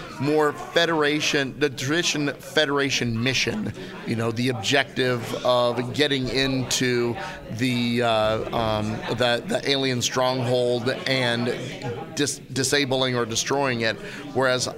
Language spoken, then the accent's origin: English; Kansas City, United States; I'm from Kansas City